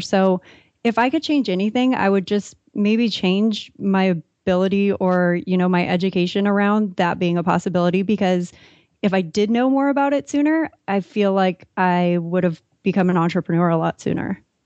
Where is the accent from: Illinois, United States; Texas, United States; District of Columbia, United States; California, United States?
California, United States; San Diego; I grew up in San Diego